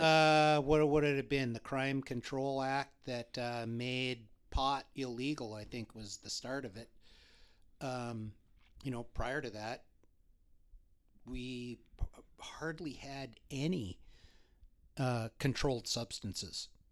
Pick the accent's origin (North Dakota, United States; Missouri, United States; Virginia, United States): North Dakota, United States; Bismarck; also born or lived in Grand Forks, North Dakota; I was born in Grand Forks, primarily grew up in Bismarck